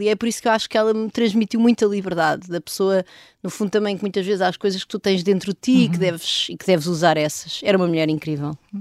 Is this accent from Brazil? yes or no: no; Vimeiro, Centro, Portugal; also born or lived in Lisbon; eu nasci em Lisboa e uhum. depois, quando tinha mais ou menos dois anos, fui ver para casa dos meus avós, numa aldeia ao pé da Benedita, numa aldeia que é o Vimeiro